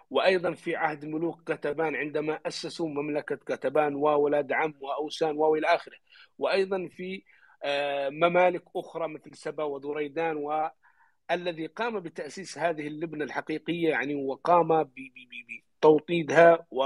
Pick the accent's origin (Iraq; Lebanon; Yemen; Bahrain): Yemen; عندنا في اليمن